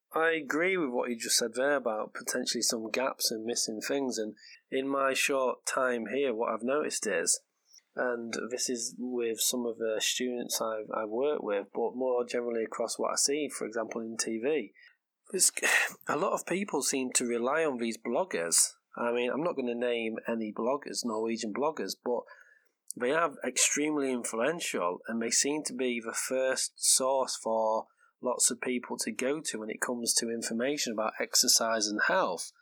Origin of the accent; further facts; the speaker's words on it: England, United Kingdom; first language English; moved away as an adult; now in Norway; I am English, so I'm the English half of this podcast.